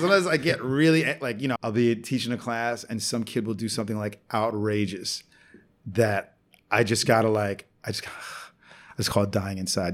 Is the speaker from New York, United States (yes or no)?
yes; New York City, New York, United States; also born or lived in San Juan, Puerto Rico / Brooklyn, New York; I grew up in New York City